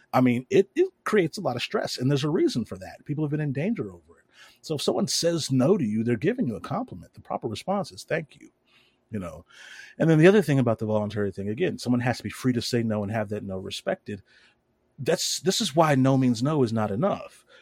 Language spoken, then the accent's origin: English; the South, United States; I grew up down here in the South